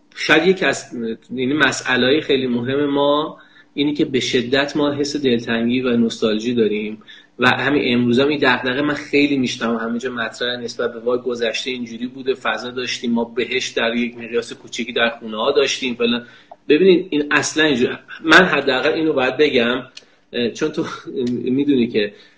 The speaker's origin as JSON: {"language": "Persian", "town": "Kerman", "region": "Kerman Province", "country": "Iran", "tie": "born or raised there", "said": "در کودکیم که در کرمان زندگی میکنم"}